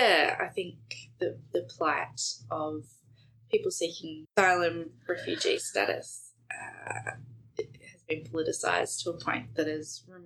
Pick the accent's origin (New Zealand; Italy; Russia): New Zealand; So as a Kiwi and having Jacinda Ardern